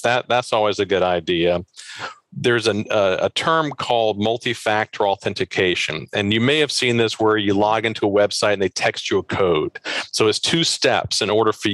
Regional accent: Maryland, United States; I'm from the Baltimore region

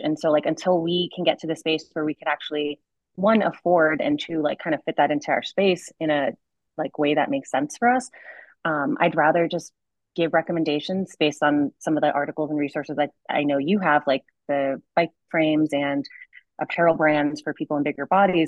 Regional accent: Connecticut, United States; moved away as an adult; now in Boulder, United States; I grew up in Connecticut

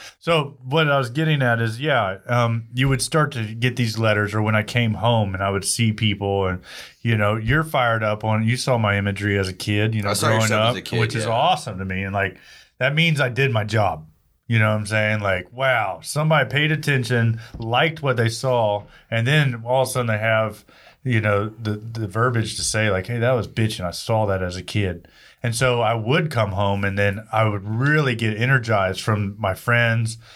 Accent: Texas, United States; I'm from Texas

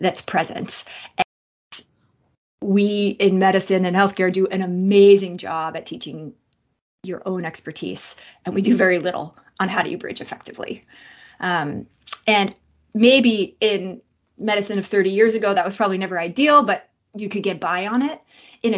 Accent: Boston, Massachusetts, United States; I am from Boston

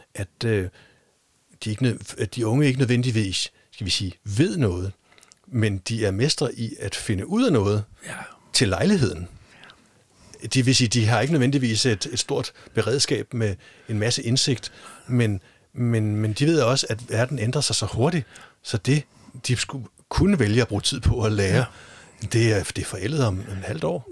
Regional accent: Denmark; nu er vi jo i Danmark, og vi er danskere

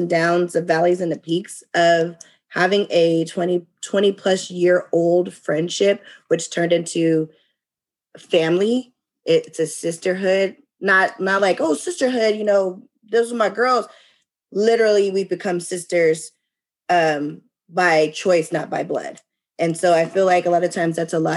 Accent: California, United States; moved away as an adult; now in Texas, United States; I am originally from California, but I relocated about 10 years ago to Texas.

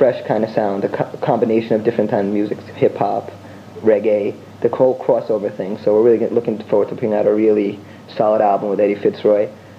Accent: United States; me as a young person growing up in America

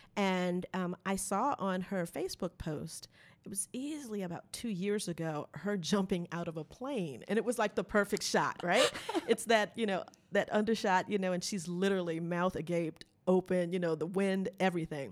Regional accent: United States; we're from America

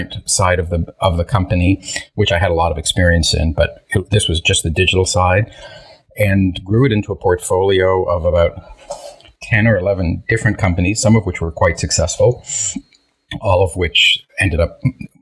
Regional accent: Toronto, Ontario, Canada; first language Hebrew; English is a second language; also born or lived in Israel; I grew up in the Toronto area

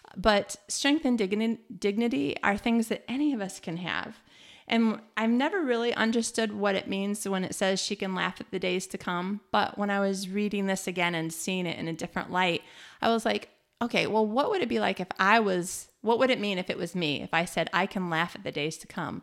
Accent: Michigan, United States; moved away as an adult; also born or lived in New Zealand; now in Malmö, Sweden; we're from Michigan. We lived in New Zealand.

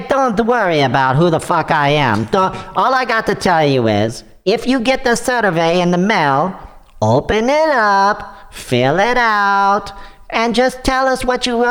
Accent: Ukraine; Hey, no. Listen, I am from the Ukraine, right? I'm on your side.

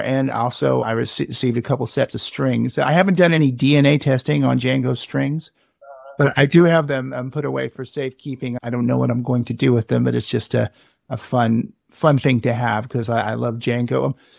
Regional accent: Richmond, California, United States; born or raised there

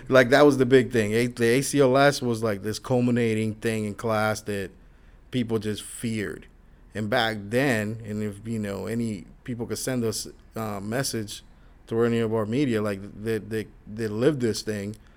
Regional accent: Florida, United States; born or raised there; also born or lived in New York

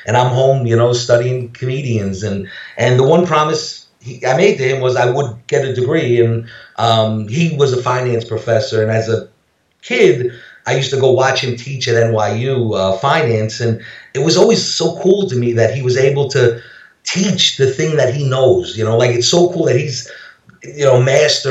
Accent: New York City, New York, United States; moved away as an adult; now in Las Vegas, United States; I grew up in New York City, left when I was 18. I'm almost 50 now. But when my tongue is cursed, I'm going to sound this way forever.

